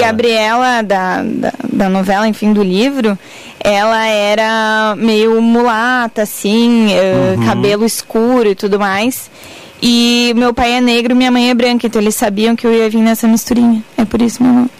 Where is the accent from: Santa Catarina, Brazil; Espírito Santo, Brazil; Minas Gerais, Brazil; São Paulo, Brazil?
Santa Catarina, Brazil; Florianópolis; accent: manezinho; moved away as an adult; now in Porto Alegre, Brazil; eu sou de Florianópolis, bah, minha vida inteira. Eu sou de Floripa, eu vim a Porto Alegre fazer faculdade de jornalismo